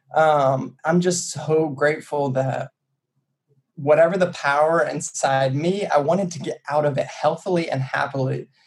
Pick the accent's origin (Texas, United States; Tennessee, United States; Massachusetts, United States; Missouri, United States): Tennessee, United States; Chattanooga; moved away as an adult; now in Bay Area, United States; I'm from small town USA. I'm from Chattanooga, Tennessee. Uh, I'm from the sticks. Like I grew up on the street.